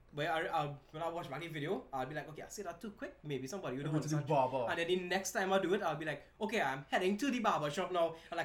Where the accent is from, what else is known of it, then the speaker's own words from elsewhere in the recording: Trinidad & Tobago; accent: Trini; I am Trini